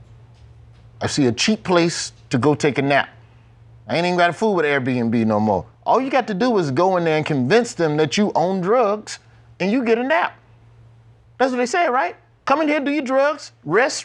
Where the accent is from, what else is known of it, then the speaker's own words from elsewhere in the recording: Birmingham, Alabama, United States; I'm from Birmingham, Alabama